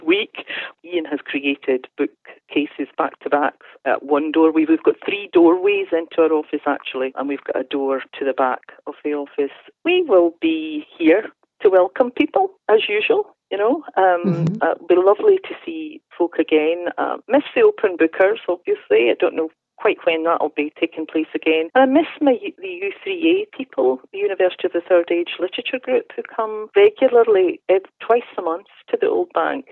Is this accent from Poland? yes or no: no; Wigtownshire, Scotland, United Kingdom; growing up in Wigtownshire